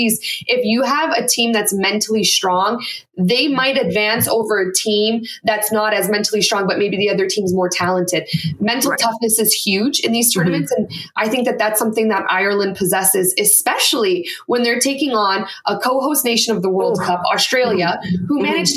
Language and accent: English; Canada; as a Canadian